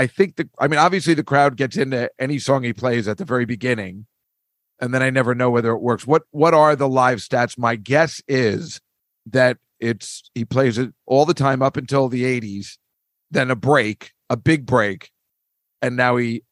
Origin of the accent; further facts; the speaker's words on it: Edison, New Jersey, United States; It's just like, oh, I'm from Edison, because they all know it. They all have relatives there.